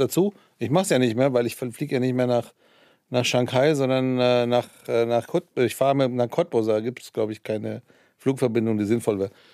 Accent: Iran; also born or lived in Hesse, Germany; now in Germany; ich bin ja im Iran aufgewachsen

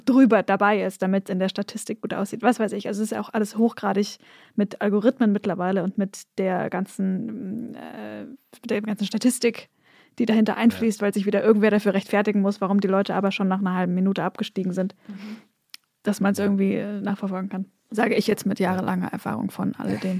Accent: near Stuttgart, Baden-Württemberg, Germany; ich bin an der Nähe von Stuttgart aufgewachsen

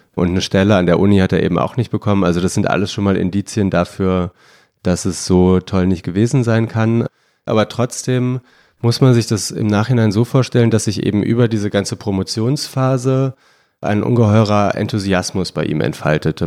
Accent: Bonn, North Rhine-Westphalia, Germany; Ich komme aus Bonn

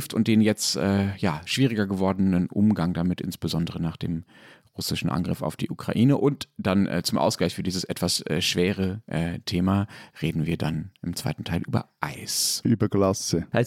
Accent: Dortmund, North Rhine-Westphalia, Germany; Ich würde nämlich dann gerne als äh, Dortmunder die Chance nutzen oder hätte die Chance gern genutzt, ein bisschen auf Schalke zu schimpfen

